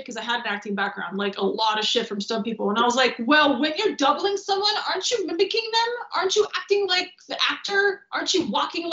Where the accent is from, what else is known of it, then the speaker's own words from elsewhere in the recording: Transylvania, Romania; also born or lived in Michigan, United States; now in Los Angeles, United States; And I'm from Transylvania